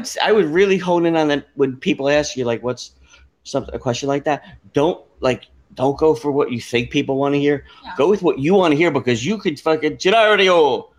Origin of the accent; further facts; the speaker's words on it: Brazil; I'm from Brazil.